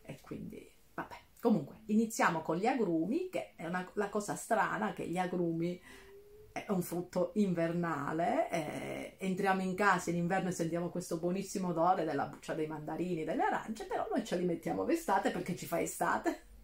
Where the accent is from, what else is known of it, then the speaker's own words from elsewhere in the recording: Calabria, Italy; moved away; io mi sposto dall'altro lato della Calabria per andare nella parte dello Ionio Reggino